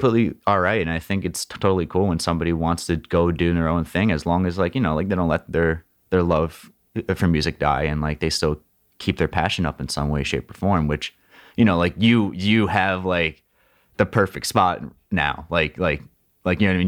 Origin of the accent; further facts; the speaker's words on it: Princeton, New Jersey, United States; I grew up in Princeton, which is ce-, Central Jersey